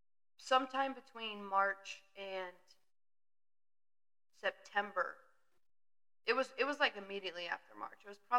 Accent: Connecticut, United States; I'm from the Northeast. I'm from Connecticut.

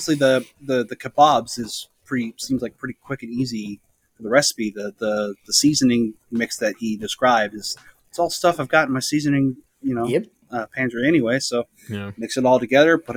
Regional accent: the Northwest, Pacific Northwest, United States; I grew up here in the Northwest

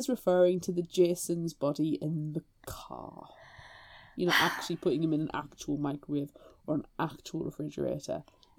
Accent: United Kingdom

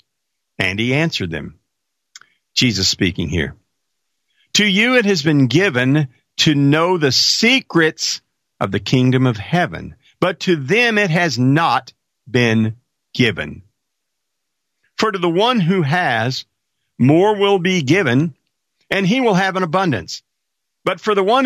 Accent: Marshall, Texas, United States; Marshall, Texas. That's my hometown

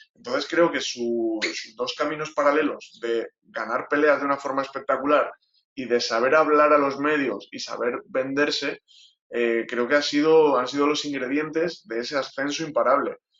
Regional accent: Spain; como aficionado español

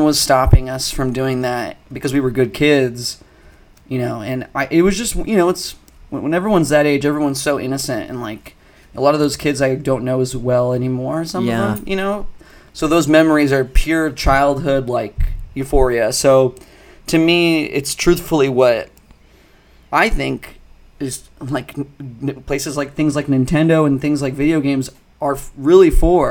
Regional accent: Phoenix, Arizona, United States; I grew up in Phoenix, which is a, you know, a large city, but very spread out, like Los Angeles

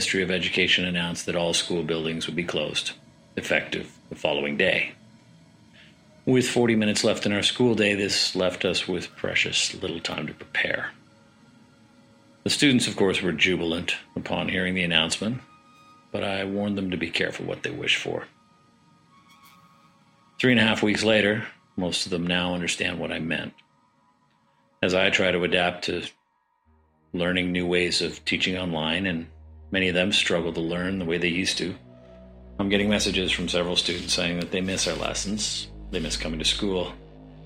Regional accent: Ottawa, Ontario, Canada; now in Doha, Qatar; I'm originally from Ottawa, Canada.

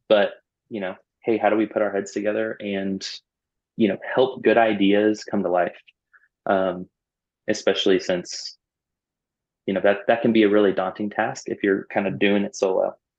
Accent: Orlando, Florida, United States; moved away as an adult; I was born and raised in Orlando, Florida

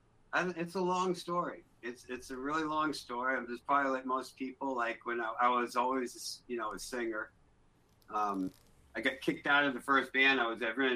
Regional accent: Newport, Rhode Island, United States; also born or lived in Middletown, United States; Newport when I was little, then I lived out in Middletown, which is kind of like the next town over. It's an island. It's like a little island with three towns on it.

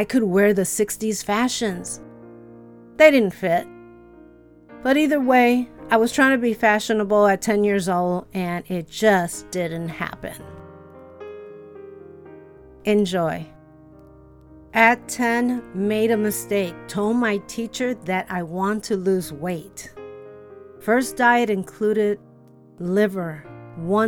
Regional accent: Chicago, Illinois, United States; the tenement where I grew up in Chicago.

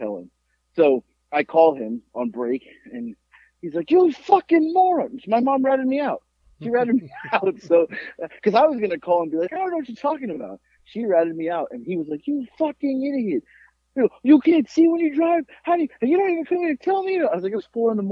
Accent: Florida, United States; growing up in Florida

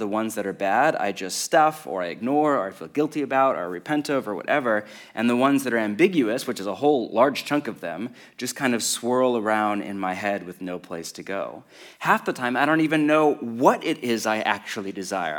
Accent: West Coast of America, United States; I grew up on the West Coast of America

